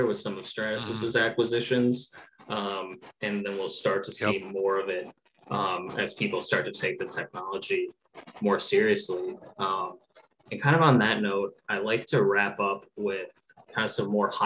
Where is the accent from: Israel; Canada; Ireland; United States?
United States; as like an American